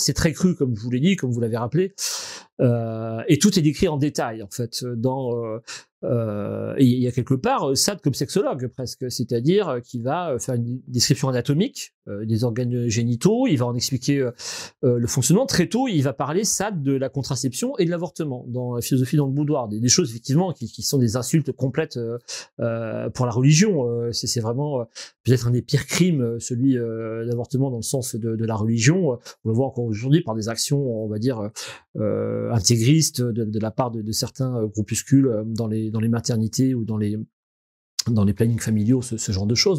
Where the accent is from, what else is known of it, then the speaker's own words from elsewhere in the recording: Verdun, Grand Est, France; j'ai grandi à Verdun, donc un des lieux symboliques de la guerre de, de 14. J'ai grandi au milieu des tombes